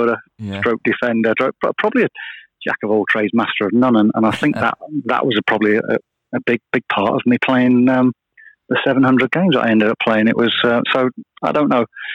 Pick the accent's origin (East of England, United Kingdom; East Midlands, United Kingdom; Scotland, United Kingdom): East Midlands, United Kingdom; Leicester; also born or lived in Jersey; growing up in Leicester